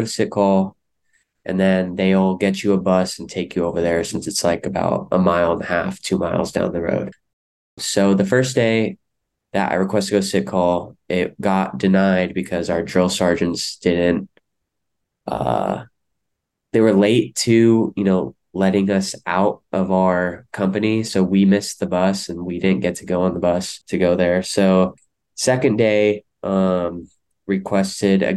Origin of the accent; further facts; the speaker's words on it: Stockton, California, United States; I'm born and raised in Stockton, California